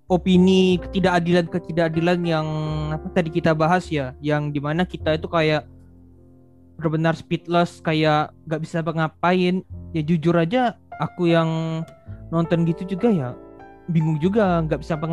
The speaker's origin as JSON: {"language": "Indonesian", "region": "Kalimantan", "country": "Indonesia", "said": "Untuk ukuran Kalimantan itu ya saya kan asal memang dari Kalimantan."}